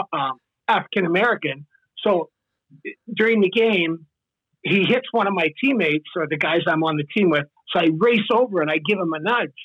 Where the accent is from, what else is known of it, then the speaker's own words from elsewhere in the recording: Saskatchewan, Canada; moved away; I'm like the rural guy. I grew up in Saskatchewan